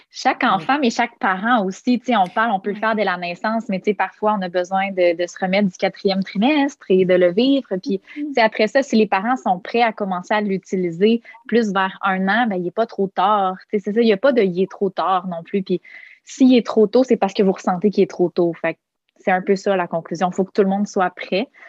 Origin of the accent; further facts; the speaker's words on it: Quebec City, Quebec, Canada; moved away as an adult; now in Montreal, Canada; je suis originaire de Québec. Euh, euh, installée à Montréal maintenant, probablement pour de bon.